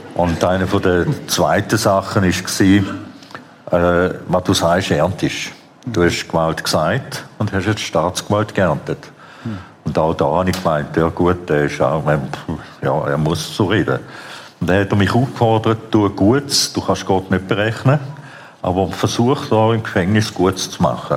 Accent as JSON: {"language": "German", "country": "Switzerland", "tie": "born or raised there", "also_born_or_lived": "Vienna, Austria", "said": "ich bin ursprünglich in Wien geboren, mhm. dann bin ich in der Schweiz aufgewachsen"}